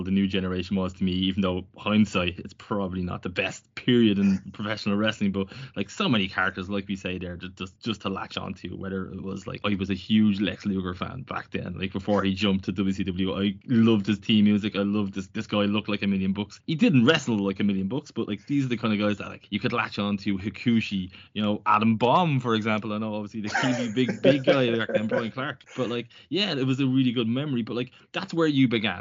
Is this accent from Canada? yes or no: no; Ireland; as an Irish fan